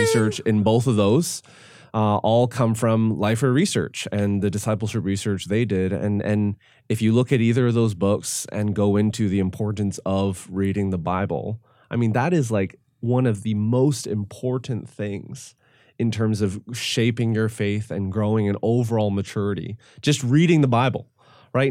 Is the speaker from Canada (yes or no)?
yes; Canada; I am Canadian